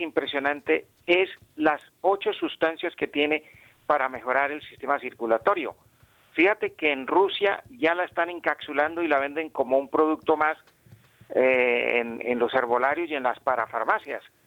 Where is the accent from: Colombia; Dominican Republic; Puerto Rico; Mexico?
Colombia; Bucaramanga, Santander; donde yo nací en Bucaramanga